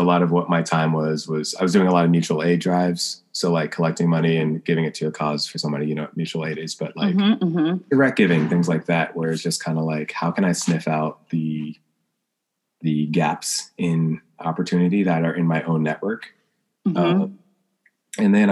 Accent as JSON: {"language": "English", "region": "the South", "country": "United States", "said": "I'm from the South"}